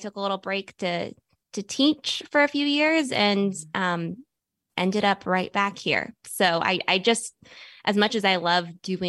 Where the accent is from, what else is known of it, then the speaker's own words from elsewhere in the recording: Bethesda, Maryland, United States; So I grew up right around here, in Bethesda.